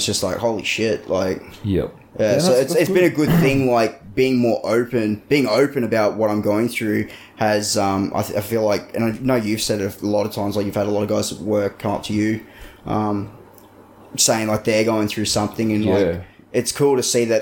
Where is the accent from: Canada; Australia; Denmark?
Australia; Hervey Bay, Queensland; my hometown of Hervey Bay near Woodgate